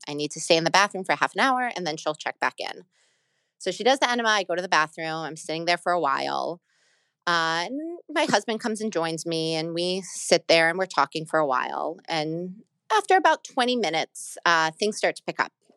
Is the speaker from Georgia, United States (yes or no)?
yes; Atlanta, Georgia, United States; moved away as an adult; now in New York City, United States; I was born in Atlanta, Georgia. I was born there, I grew up there, and I moved up to New York when I was eighteen for college